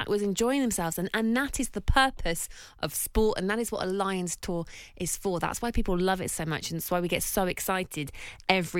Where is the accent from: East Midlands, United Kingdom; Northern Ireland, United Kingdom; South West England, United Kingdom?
East Midlands, United Kingdom; Northampton; I sit here as a Northampton girl, born and bred, and I feel like I'm going to be disowned by my hometown